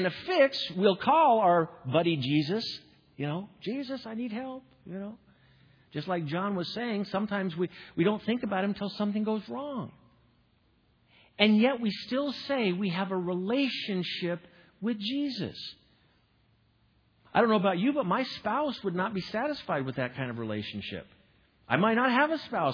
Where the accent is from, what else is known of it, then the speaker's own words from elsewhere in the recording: Midwest, United States; I'm from the Midwest